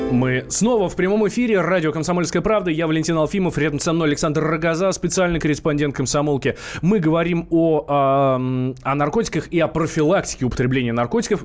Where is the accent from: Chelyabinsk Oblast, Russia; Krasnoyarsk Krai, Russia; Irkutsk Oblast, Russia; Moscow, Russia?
Moscow, Russia; Как простой москвич, как простой обыватель